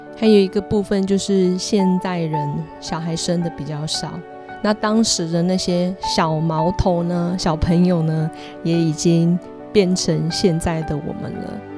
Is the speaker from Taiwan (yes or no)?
yes; Kaohsiung, Taiwan; 在我的故乡台湾高雄那边